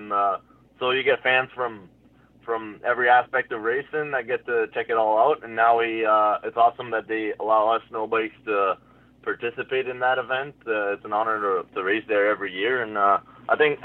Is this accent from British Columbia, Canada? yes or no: no; Hearst, Ontario, Canada; moved away as an adult; now in Huntsville, Canada; I'm from Hearst, Ontario, so northern Ontario.